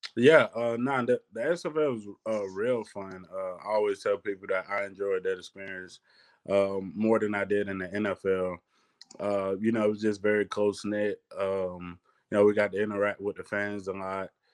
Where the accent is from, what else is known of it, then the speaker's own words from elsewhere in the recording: Athens, Georgia, United States; growing up in Athens